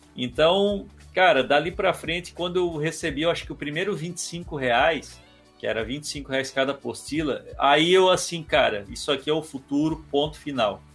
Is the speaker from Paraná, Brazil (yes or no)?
no; Criciúma, Santa Catarina, Brazil; also born or lived in Balneário Rincão; eu sou de Criciúma, porém a minha mãe é de lá e, e eu cresci, a é, parte da família da minha mãe é do Rincão, e eu cresci com meus primos Cresci é modo de dizer, eu sempre morei em Criciúma